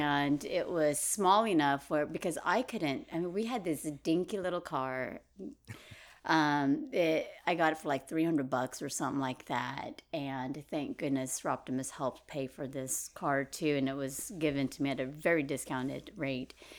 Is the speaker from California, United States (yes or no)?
yes; Merced, California, United States; I grew up in Merced